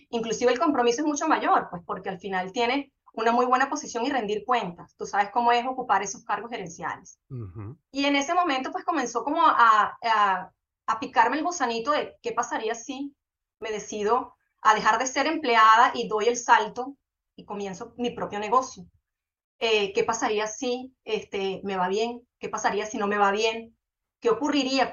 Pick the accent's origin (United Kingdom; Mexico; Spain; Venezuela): Venezuela; moved away as an adult; also born or lived in Colombia; now in Panama; yo vivía en Venezuela, soy venezolana